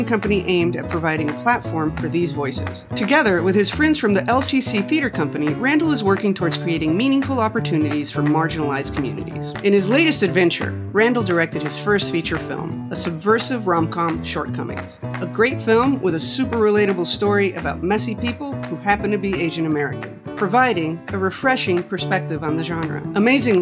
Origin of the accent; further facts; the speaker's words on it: Mexico City, Mexico; I grew up in Mexico City